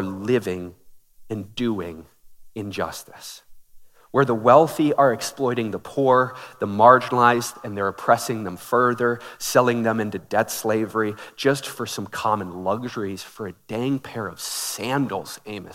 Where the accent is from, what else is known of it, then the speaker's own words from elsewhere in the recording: Minneapolis, Minnesota, United States; I grew up in Minneapolis